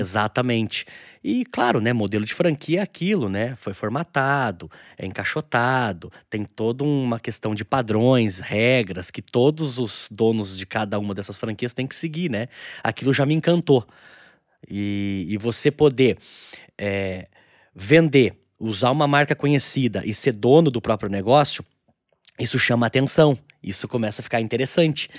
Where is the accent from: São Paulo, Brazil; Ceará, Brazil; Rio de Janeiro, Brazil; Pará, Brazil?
São Paulo, Brazil; Itatiba; eu sou eu sou natural de Itatiba, né? Uma, uma cidade interior de São Paulo.